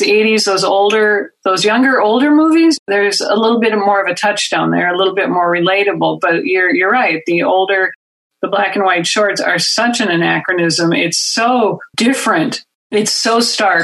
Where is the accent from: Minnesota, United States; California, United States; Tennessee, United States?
Minnesota, United States; accent: Minnesota; my Midwestern accent, my Minnesota accent